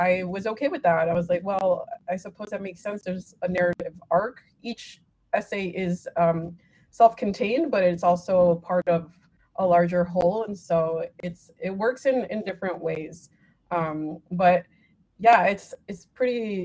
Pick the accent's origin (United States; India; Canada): United States; also born or lived in Mexico (ancestry); I am very proud of being both a woman and being Mexican American. And so I find it to be an honor, you know, to be a daughter of Mexican immigrants